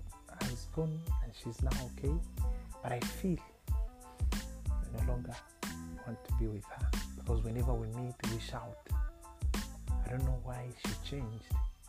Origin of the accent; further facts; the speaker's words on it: Rwanda; moved away as an adult; now in Uganda; because I'm not a Ugandan. I come from Rwanda, and the lady is a Ugandan.